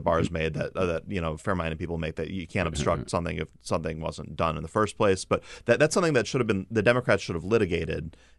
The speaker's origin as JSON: {"language": "English", "town": "Chicago", "region": "Illinois", "country": "United States", "tie": "born or raised there"}